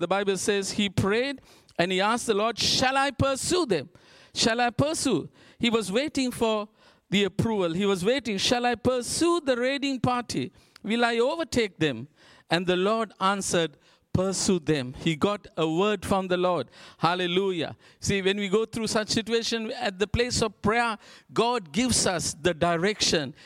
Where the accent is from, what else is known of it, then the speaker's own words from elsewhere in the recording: Sri Lanka; We're from Sri Lanka